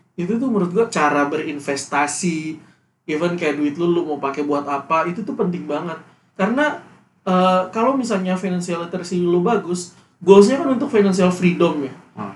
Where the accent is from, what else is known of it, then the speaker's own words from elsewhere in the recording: West Nusa Tenggara, Indonesia; moved away; gua kan Nusa Tenggara Barat